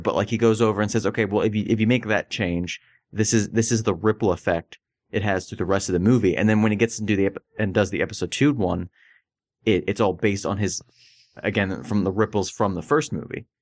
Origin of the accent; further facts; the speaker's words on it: Florida, United States; I grew up in Florida